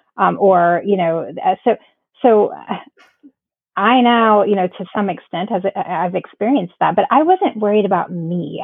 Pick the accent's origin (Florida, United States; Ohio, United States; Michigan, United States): Florida, United States; now in South Carolina, United States; we're originally from Florida. So um, after moving a couple states up